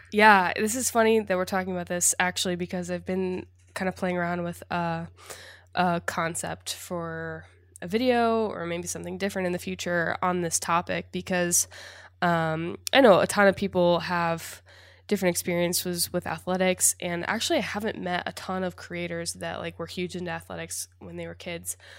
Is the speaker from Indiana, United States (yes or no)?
yes; Indiana, United States; I grew up in Indiana. a Midwest girl, small town